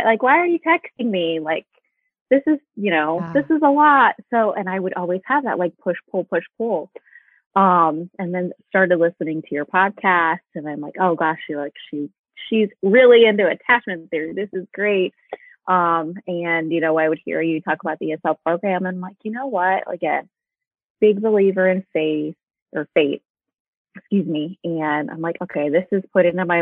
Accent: Midwest, United States; now in Indianapolis, United States; I'm from the Midwest. I live in Indianapolis

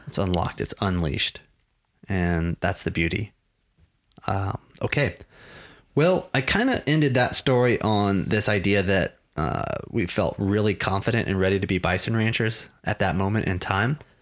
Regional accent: Texas, United States; I grew up in Texas. I grew up in this part of Texas. I've been here my whole life

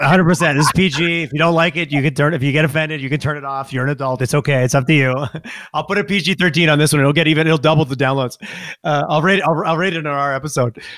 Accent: Montreal, Quebec, Canada; moved away as an adult; now in Calgary, Canada; I grew up in Montreal, so we had Montreal, Toronto thing. I moved here

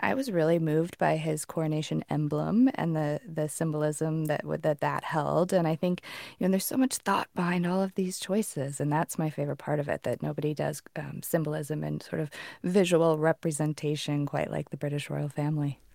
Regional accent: United States; I'm an American

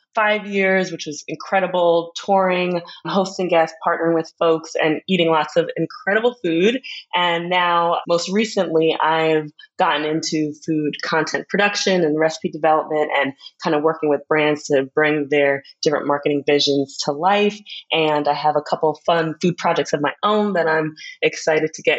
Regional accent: New Jersey, United States; moved away as an adult; also born or lived in Philadelphia / Jamaica; I was born in Philadelphia, but raised and lived most of my life before going away to college in South Jersey

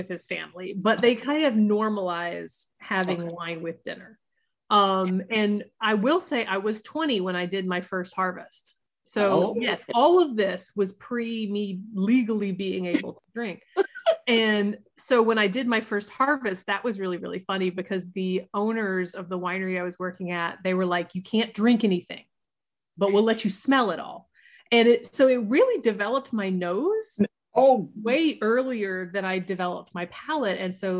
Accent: the South, United States; Well, it's funny because like I grew up in the South, and at that time, like wine was not a thing that we did in the South.

